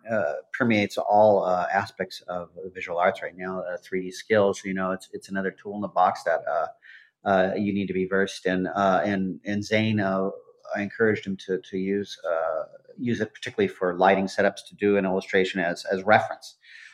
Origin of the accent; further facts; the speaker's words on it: Garden Grove, California, United States; in Garden Grove, where I grew up in Southern California.